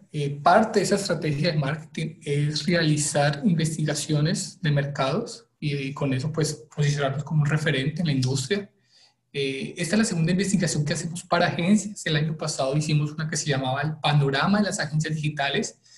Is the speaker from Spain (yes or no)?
no; Colombia; soy colombiano, trabajo en RD hace unos dos años